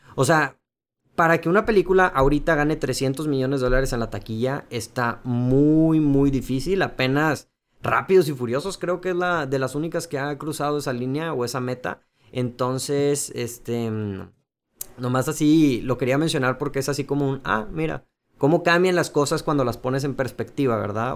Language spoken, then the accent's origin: Spanish; Mexico; somos mexicanos